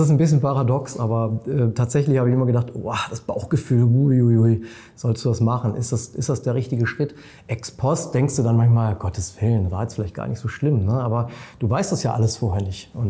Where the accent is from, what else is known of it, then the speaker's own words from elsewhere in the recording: Munich, Bavaria, Germany; Ich selber bin ja Münchner, ich liebe München